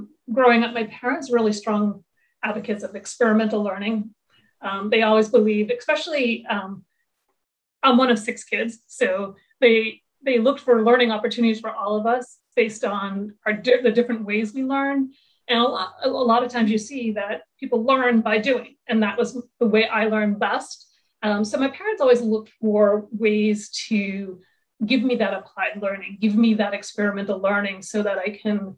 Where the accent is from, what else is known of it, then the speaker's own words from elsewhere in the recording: suburban Massachusetts, United States; a suburban Massachusetts girl